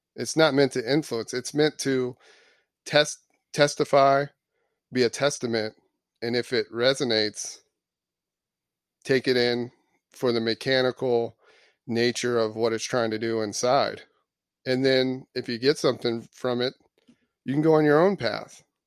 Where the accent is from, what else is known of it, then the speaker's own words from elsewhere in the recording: Florida, United States; moved away; I was born in Florida.